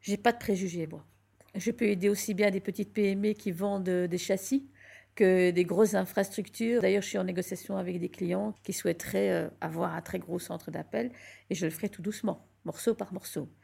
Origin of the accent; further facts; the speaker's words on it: Belgium; also born or lived in Morocco; ça fait longtemps que je vis en Belgique. Je suis née en Belgique, donc ça fait un certain temps que je suis là.